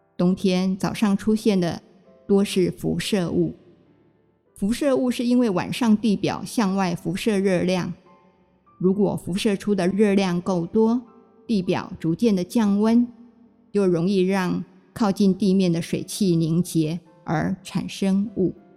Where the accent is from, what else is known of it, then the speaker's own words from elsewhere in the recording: Taipei, Taiwan; moved away as an adult; now in Ruisui, Hualien, Taiwan; 小的时候住在台北大屯山的脚下。在农村